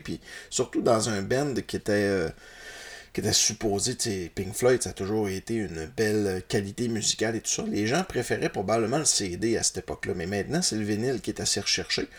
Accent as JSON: {"language": "French", "town": "Roberval", "region": "Quebec", "country": "Canada", "tie": "born or raised there", "said": "je suis un natif de Robertval"}